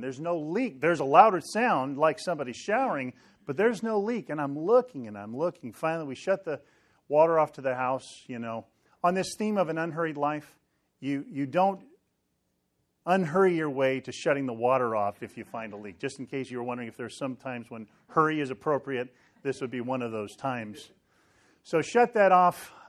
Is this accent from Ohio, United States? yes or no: no; Sacramento, California, United States; moved away; I grew up in Sacramento